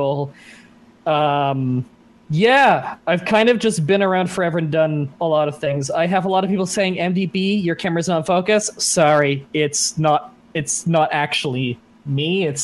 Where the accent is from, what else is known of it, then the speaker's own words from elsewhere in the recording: Dunnville, Ontario, Canada; moved away; I grew up in Dunville, Ontario, Canada.